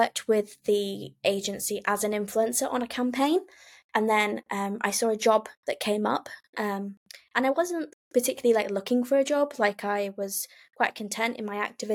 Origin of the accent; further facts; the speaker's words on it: Lancashire, North West England, United Kingdom; now in Dorset, United Kingdom; I live in Dorset, but I'm originally from Lancashire, so kind of a northern girl in the south